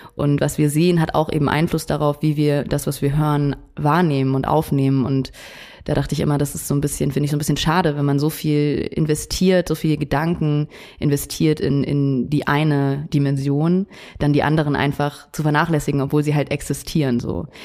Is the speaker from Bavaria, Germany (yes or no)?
yes; Munich, Bavaria, Germany; moved away as an adult; also born or lived in Netherlands; ich bin ja in München aufgewachsen